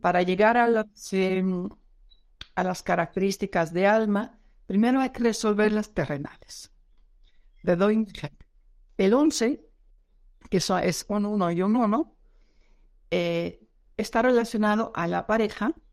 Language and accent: Spanish; Netherlands; now in Mexico; yo soy holandesa